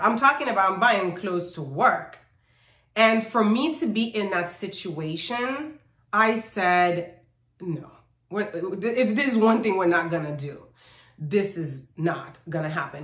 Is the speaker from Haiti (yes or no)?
yes; Haiti; also born or lived in New York; I actually was born in New York, but when I was six months old, we moved to Haiti. So I grew up there